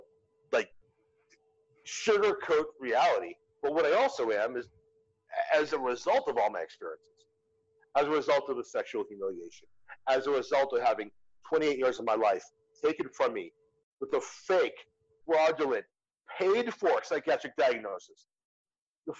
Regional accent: United States; moved away as an adult; I had to leave my home country

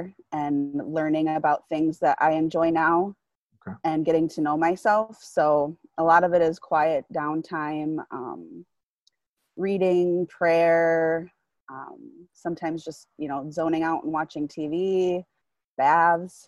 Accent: Mauston, Wisconsin, United States; moved away as an adult; now in Rockford, United States; I grew up in a small little town in Wisconsin. It's about 20 miles north of Wisconsin Dells

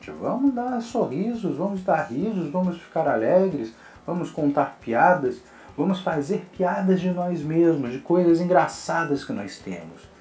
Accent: Rio de Janeiro, Brazil; E como meu sotaque, eu também não tenho tanto sotaque, apesar de ser carioca mesmo. Né? Tem algumas pessoas que acham que eu sou até paulista ou paulistano, mineiro, tem gente que confunde muito.

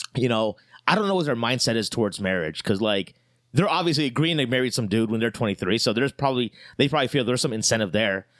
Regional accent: Ohio, United States; now in Chicago, United States; me growing up in Ohio

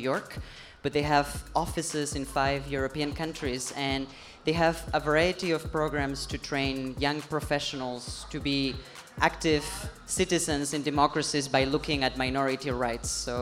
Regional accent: Spain; moved away as an adult; also born or lived in Chicago; now in United States; I'm from Spain

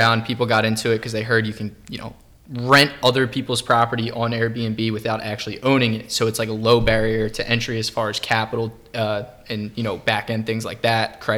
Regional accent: Bucks County, Pennsylvania, United States; I'm 25, from Bucks County.

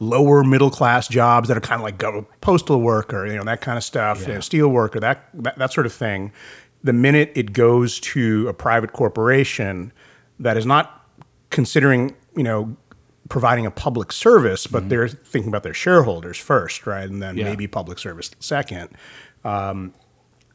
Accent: United States; also born or lived in India; when I grew up in America

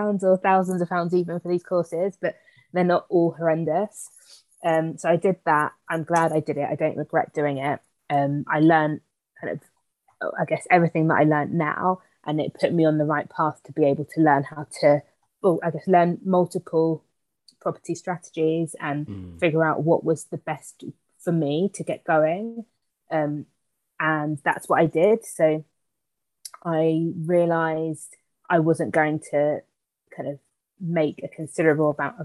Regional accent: Sutton, London, United Kingdom; also born or lived in Liverpool; So I am also a Londoner, or South Londoner. So I grew up in somewhere called Sutton, which is in Surrey.

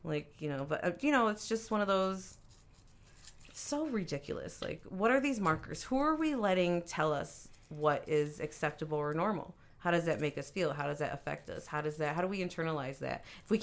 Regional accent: Detroit, Michigan, United States; also born or lived in San Antonio; I grew up in Detroit

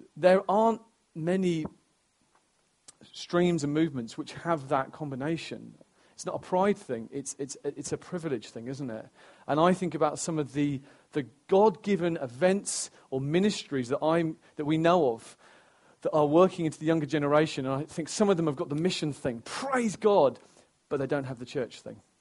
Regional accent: Stamford, East Midlands, United Kingdom; my hometown in Stamford, where I'm from, I'm, oh, I care uh, deeply about Stamford and Lincolnshire um, because it's where I'm from

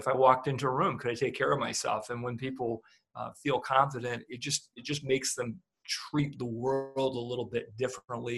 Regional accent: Fort Wayne, Indiana, United States; moved away as an adult; now in Toledo, United States; I moved over to Toledo from Fort Wayne, which Fort Wayne was where I was from

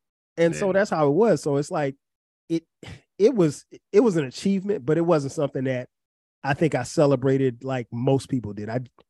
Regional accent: Florence, South Carolina, United States; Growing up in Florence, South Carolina, I went to a predominantly Black high school.

